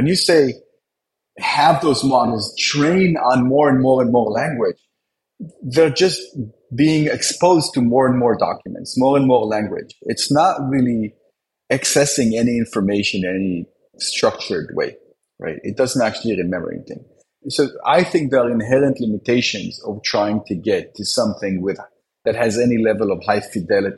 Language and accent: English; Israel; now in United States; I was born in Israel